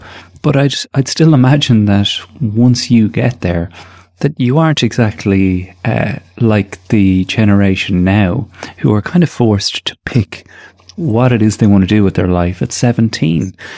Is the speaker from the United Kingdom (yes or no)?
no; Tallaght, County Dublin, Ireland; growing up in Talla at that time, I mean, right now we're kind of seeing exactly how separated and the class divide that Irish people like to think isn't there, how it really does exist